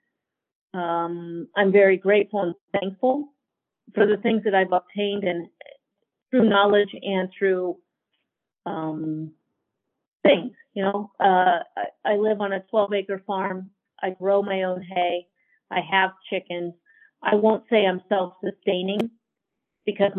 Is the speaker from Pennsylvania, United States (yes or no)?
yes; Pennsylvania, United States; moved away as an adult; also born or lived in Idaho; now in Emmett, Idaho, United States; I grew up in Pennsylvania